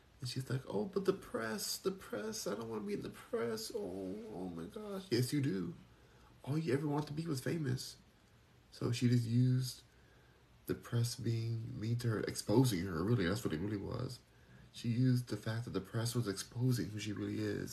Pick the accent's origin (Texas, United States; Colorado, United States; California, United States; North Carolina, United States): California, United States; Los Angeles; moved away; I'm born and raised in Los Angeles, so I have a heart for that place